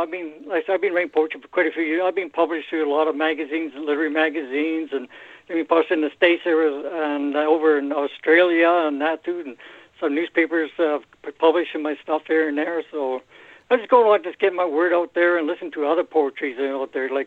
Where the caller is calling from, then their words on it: Edmonton, Alberta, Canada; Oh yeah, I'm up here. Uh, I live outside Edmonton, Alberta, Canada.